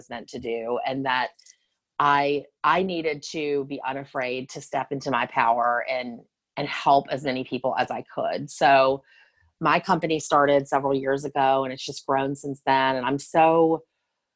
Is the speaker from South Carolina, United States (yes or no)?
yes; Charleston, South Carolina, United States; I'm from Charleston, South Carolina